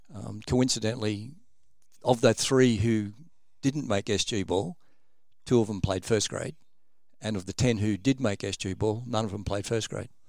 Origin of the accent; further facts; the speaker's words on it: Sydney, New South Wales, Australia; also born or lived in Albury; I was actually originally born in Albury, um, moved to Sydney when I was about eleven